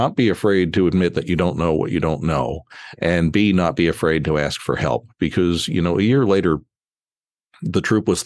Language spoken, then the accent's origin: English; Philadelphia, Pennsylvania, United States; moved away as an adult; also born or lived in Baltimore; I moved to Baltimore from my hometown of Philadelphia when I was 28 years old